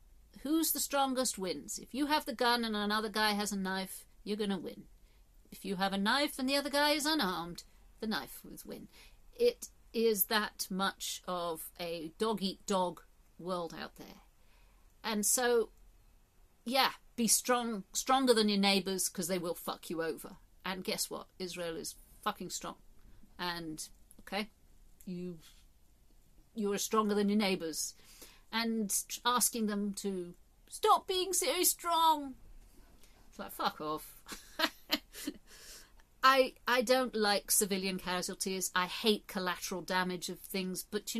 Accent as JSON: {"language": "English", "region": "England", "country": "United Kingdom", "tie": "born there", "said": "I'm not part of a tribe so much as I was born in England, and I'm part of this tribe."}